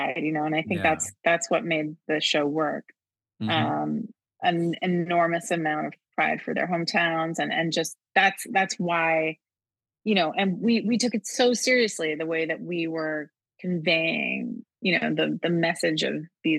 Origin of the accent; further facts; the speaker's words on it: Wolfville, Nova Scotia, Canada; moved away; also born or lived in Montreal, Quebec; Growing up in Wolfville, Nova Scotia